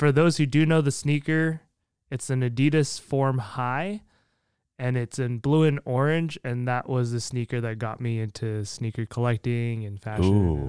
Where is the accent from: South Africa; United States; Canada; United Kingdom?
Canada; I'm Canadian. That's true. This is, yeah. I hope I didn't lose my Canada card over that one.